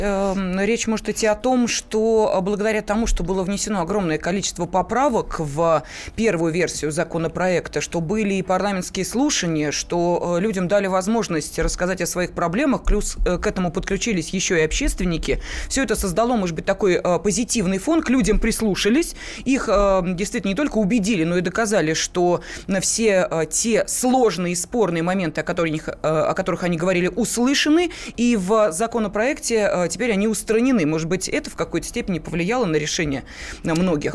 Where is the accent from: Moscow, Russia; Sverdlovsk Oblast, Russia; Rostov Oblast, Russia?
Moscow, Russia; Мы с вами москвичи